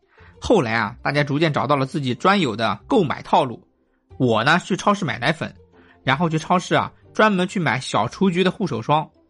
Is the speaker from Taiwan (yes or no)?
no; China; also born or lived in Berlin, Germany; 我们中国人